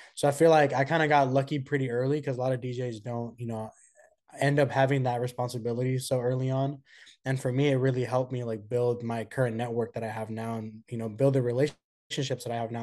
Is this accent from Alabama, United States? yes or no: no; Oakland, California, United States; I was born and raised in the Bay Area from Oakland